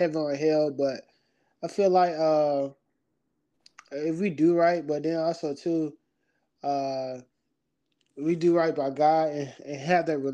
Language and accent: English; Augusta, Georgia, United States; moved away as an adult; now in Lima, United States; I'm from Augusta, born and raised. Been there all my life.